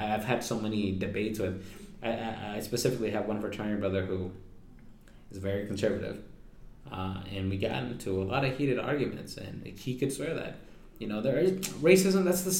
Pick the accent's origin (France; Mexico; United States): Mexico; And my family, my wife's family is from Sinaloa, and I'm from Aguascalientes in Jalisco. So even our dialogue and our vernacular is different.